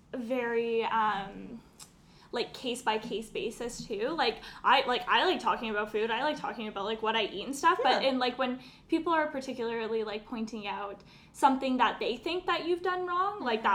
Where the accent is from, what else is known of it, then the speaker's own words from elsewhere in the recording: Alberta, Canada; I'm from Alberta, so I have a lot of, like, redneck family